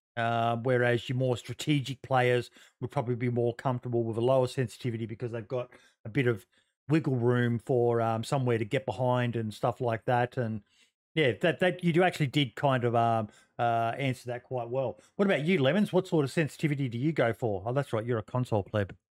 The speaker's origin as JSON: {"language": "English", "country": "Australia", "said": "being an Aussie"}